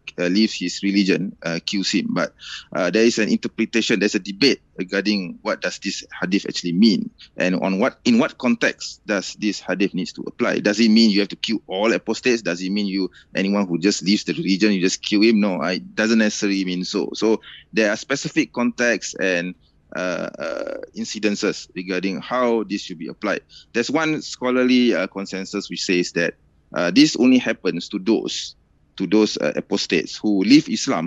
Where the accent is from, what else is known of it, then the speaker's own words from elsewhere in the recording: Malaysia; also born or lived in United States; I was born in the United States. Okay, I was born. I'm actually technically I am an American. I have an American expired American passport somewhere actually, but I'm a Malaysian and I'm not fleeing to the United States, the land of my birth. No, I'm still in Malaysia.